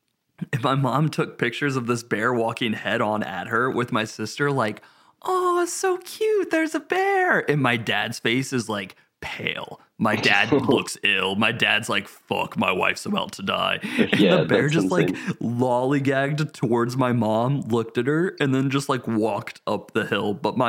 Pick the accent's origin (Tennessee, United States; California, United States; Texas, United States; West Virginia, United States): Tennessee, United States; We had a close encounter with a bear when I was growing up in Tennessee, like on vacation and stuff.